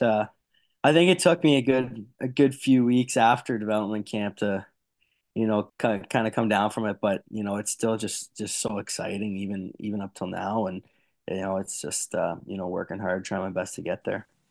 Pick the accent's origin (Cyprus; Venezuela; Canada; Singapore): Canada; being a Canadian boy